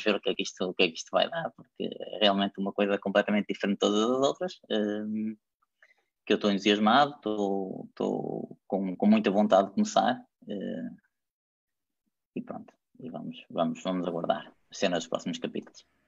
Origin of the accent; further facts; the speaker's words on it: Valongo, Porto District, Portugal; also born or lived in Germany; no clube da minha terra, na União Desportiva Longuense